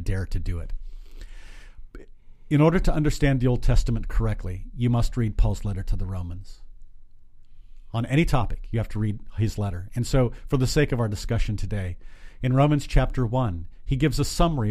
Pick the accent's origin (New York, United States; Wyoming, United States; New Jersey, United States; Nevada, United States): Wyoming, United States; Glenrock; also born or lived in Kimball, Nebraska; now in Lincoln, United States; But from 3rd grade on, lived in Glen Rock, Wyoming. So I'm from Wyoming